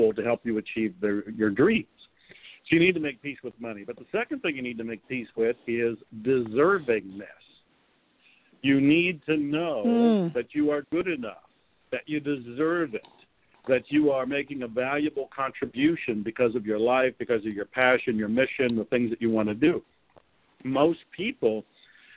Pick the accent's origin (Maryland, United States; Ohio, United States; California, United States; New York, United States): Ohio, United States; I was raised in Ohio here in America